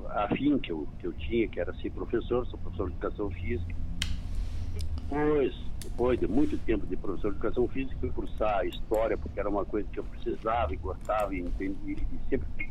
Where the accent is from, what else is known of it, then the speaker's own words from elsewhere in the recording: Bagé, Rio Grande do Sul, Brazil; now in Rosário do Sul, Brazil; eu sou natural de Bagé e nascido da cidade, mas criava campo.